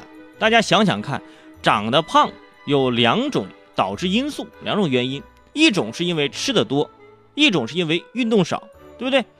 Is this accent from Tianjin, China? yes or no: yes; Tianjin, China; 第三感觉就是离北京近，是吧？没了，这没，咱口音咋，呃，没了，没了，对吧？嗯，那没什么别别的标签，最出名就是吃啊！我不胖谁胖啊？舍我其谁？天津人呢喜欢安逸